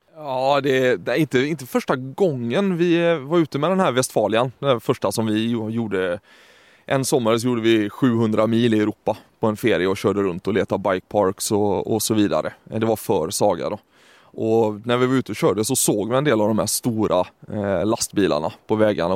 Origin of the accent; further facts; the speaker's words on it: Sweden; accent: Gothenburg dialect; moved away; så ble det med litt göteborgsk dialekt, ettersom jeg er svensk.